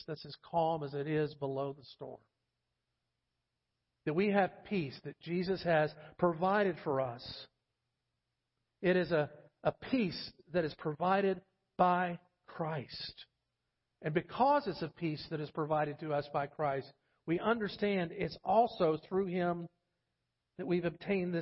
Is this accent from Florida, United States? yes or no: yes; Florida, United States; moved away; I'm from Florida